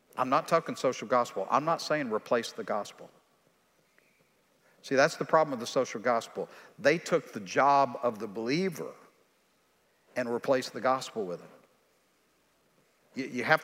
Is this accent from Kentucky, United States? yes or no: no; East Texas, United States; I'm from East Texas